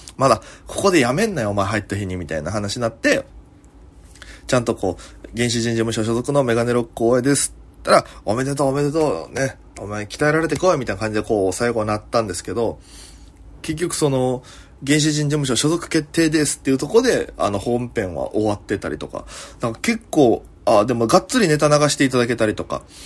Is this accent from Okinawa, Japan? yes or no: yes; Okinawa, Japan; now in Tokyo, Japan; 大都会東京へ、口先一つで乗り込んだ、沖縄芸人